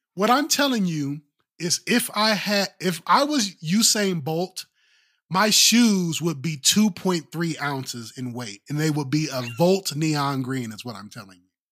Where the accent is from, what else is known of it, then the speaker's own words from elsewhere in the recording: Ohio, United States; moved away; I was born and raised in Ohio